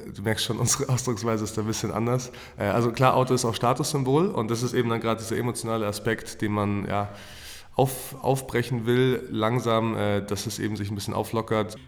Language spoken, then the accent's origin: German; Fürstenfeldbruck, Bavaria, Germany; gebürtig aus München, aus Fürstenfeldbruck